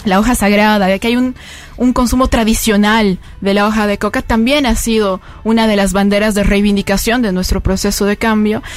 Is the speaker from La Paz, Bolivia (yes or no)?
yes; La Paz, Bolivia; yo vengo de La Paz, que es la sede de, gobierno en Bolivia